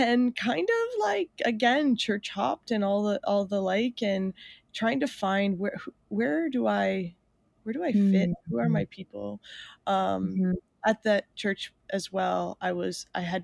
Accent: Mooretown, Ontario, Canada; I grew up in a very small town south of Sarnia. It's called Moortown

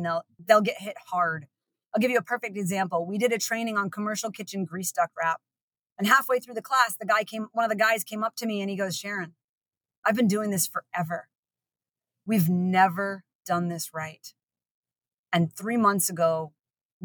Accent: Maine, United States; moved away; I'm from Maine originally

